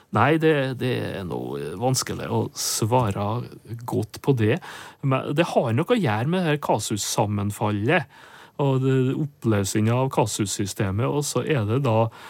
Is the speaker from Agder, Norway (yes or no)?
no; Nordmøre, Møre og Romsdal, Norway; moved away; hjemme på Nordmør